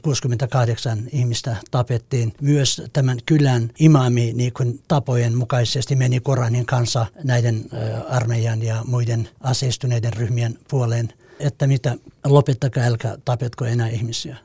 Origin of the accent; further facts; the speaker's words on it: Eastern Kurdistan, Iran; Finnish is a second language; moved away as an adult; also born or lived in Helsinki, Finland / Jyväskylä, Finland; now in Vantaa, Finland; Mä tulin Suomeen kiintiöpakolaisena Turkin kautta Kurdistanista, Itä-Kurdistanista